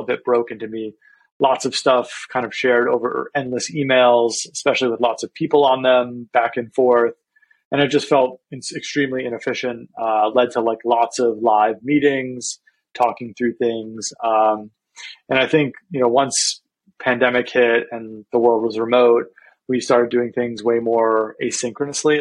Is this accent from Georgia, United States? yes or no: no; New York, United States; I'm from New York. And that's actually where I am today